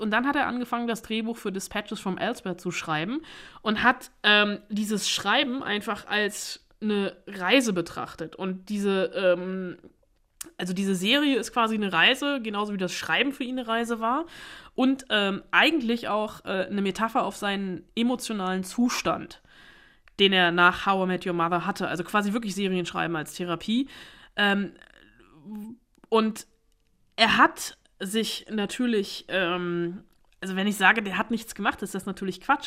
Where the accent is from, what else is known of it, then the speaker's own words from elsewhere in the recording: Germany; bei uns in Deutschland